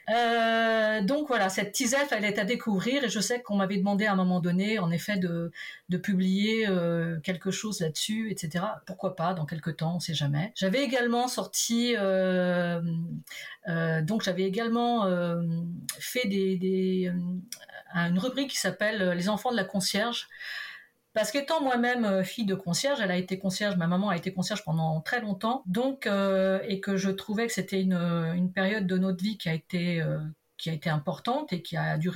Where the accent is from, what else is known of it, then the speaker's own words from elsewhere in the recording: Portugal; on la comprend très bien, surtout quand on est portugais, on, arrive bien à la comprendre.